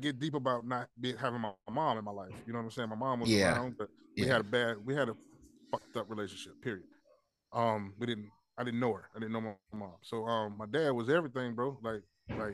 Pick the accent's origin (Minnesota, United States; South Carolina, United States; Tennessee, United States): South Carolina, United States; Columbia; I'm from Columbia. Trick has some family in 48, where my family's from, Bluff Road